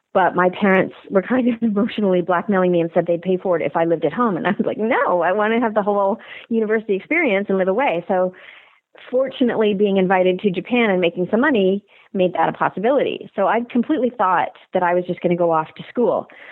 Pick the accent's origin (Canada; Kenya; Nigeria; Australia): Canada; moved away as an adult; also born or lived in Los Angeles, United States; I'm a Canadian actor